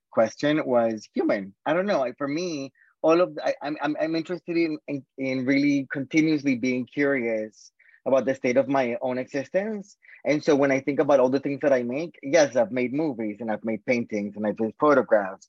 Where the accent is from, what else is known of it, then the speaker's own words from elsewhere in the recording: South Florida, United States; moved away as an adult; also born or lived in Boston, Massachusetts, United States / Colombia / Washington, D.C., United States; I grew up in South Florida until I was 18